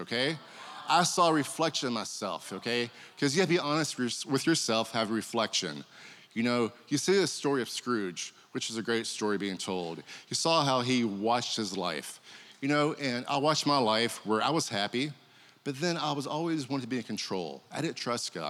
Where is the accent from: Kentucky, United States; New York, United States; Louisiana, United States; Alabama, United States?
Kentucky, United States; Growing up, I grew up in Kentucky